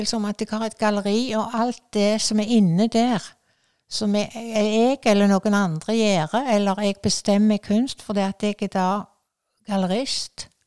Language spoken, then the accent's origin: Norwegian; Askvik, Vestland, Norway; Jeg vokste jo opp i Askvik, og med den frukthagen og dette så var det bare ene under etter det andre. Og vi hadde høner og ku